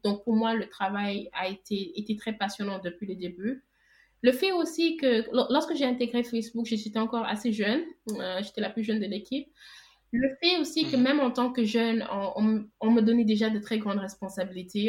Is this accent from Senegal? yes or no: yes; Senegal; Je suis sénégalaise, j'ai vécu toute ma vie au Sénégal.